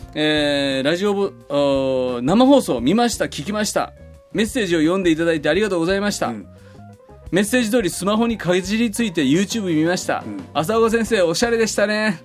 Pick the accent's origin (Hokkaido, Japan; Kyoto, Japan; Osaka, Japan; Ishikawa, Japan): Kyoto, Japan; Fukuchiyama; moved away; 福知山福音住教会元旦礼拝、うんうん、もう10年ぐらいずっと元旦礼拝そこで説教して、もうあれですよ僕は生まれ育った